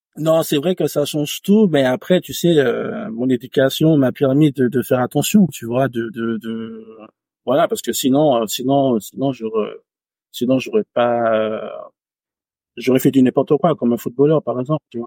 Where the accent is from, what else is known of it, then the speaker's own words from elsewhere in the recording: Martinique; moved away; j'ai grandi en campagne, en Martinique, euh, vraiment à la campagne